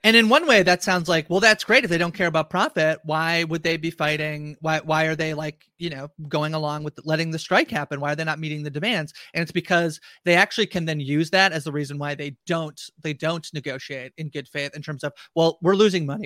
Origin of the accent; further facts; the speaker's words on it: Canada; I'm Canadian